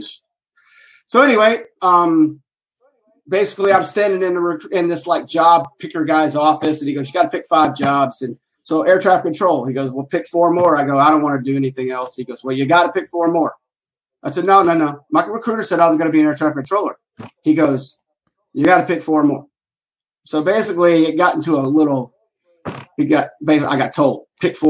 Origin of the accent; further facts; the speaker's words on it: Tucker, Georgia, United States; born and raised in Atlanta, Georgia, out in a place called Tucker, which is on the east side of Atlanta